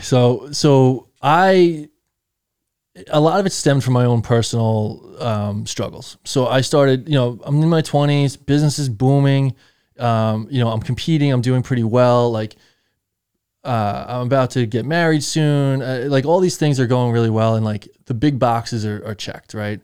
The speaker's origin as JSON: {"language": "English", "town": "Patchogue", "region": "New York", "country": "United States", "said": "I'm from Patchogue"}